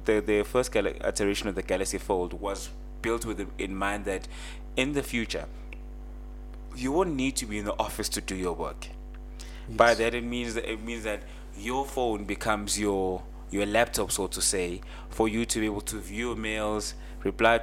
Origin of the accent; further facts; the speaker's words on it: South Africa; my hometown, I can tell you for a fact, my hometown does not have LTE